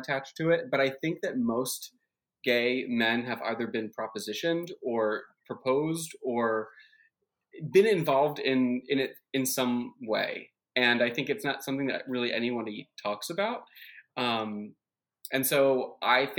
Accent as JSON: {"language": "English", "town": "West Deptford", "region": "New Jersey", "country": "United States", "moved": "yes", "said": "I'm from New Jersey originally"}